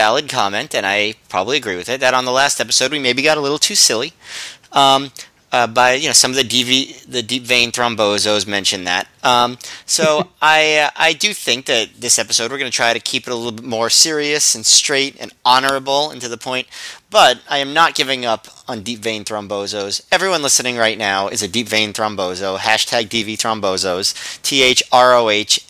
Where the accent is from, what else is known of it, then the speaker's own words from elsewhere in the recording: United States; I'm unfortunately American